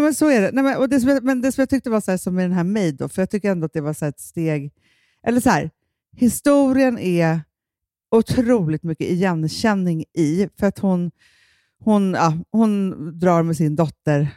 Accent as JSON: {"language": "Swedish", "country": "Sweden", "said": "jag känner som svensk kvinna"}